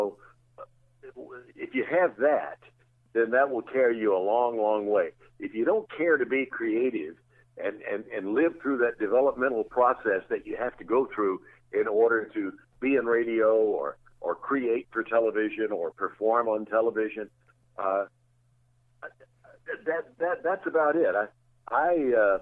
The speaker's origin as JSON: {"language": "English", "town": "Jackson", "region": "Tennessee", "country": "United States", "tie": "born or raised there", "moved": "yes", "said": "growing up in Jackson, Tennessee"}